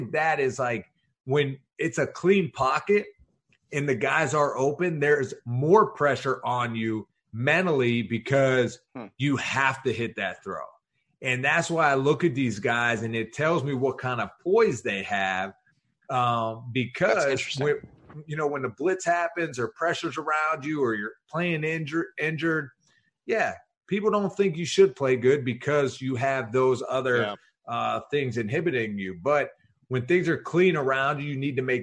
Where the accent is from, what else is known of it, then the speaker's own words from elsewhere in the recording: Pittsburgh, Pennsylvania, United States; I'm a small town kid from Pittsburgh